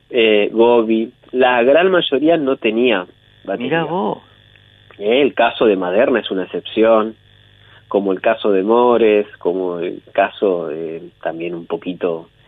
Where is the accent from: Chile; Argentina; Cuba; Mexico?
Argentina; Pehuajó, Buenos Aires Province; yo soy de Peguajó.